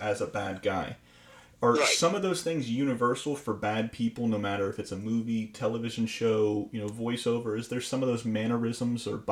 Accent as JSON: {"language": "English", "region": "Florida", "country": "United States", "said": "I'm from Florida"}